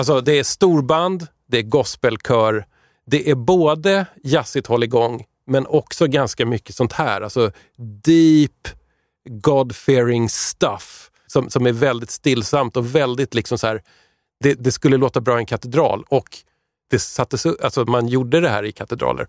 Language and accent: Swedish; Tyresö, Stockholm County, Sweden; Tyresö-feelingen där jag växte upp också